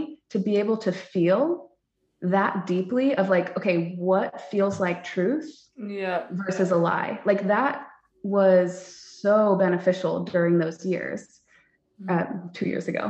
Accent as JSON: {"language": "English", "region": "California", "country": "United States", "tie": "born or raised there", "moved": "as an adult", "lives_now": "Texas, United States", "said": "I grew up in California, incredibly liberal"}